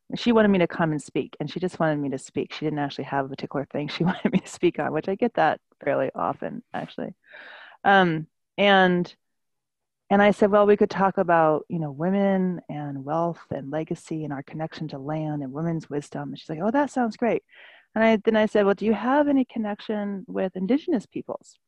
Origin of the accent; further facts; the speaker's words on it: California, United States; now in New York City, United States; I normally live in New York City, um, the traditional land of uh, the Lenape people, and I was born in California